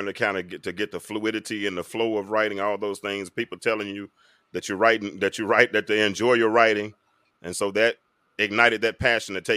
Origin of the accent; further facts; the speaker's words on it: North Little Rock, Arkansas, United States; I'm from North Little Rock, Arkansas. And we had some pretty good English teachers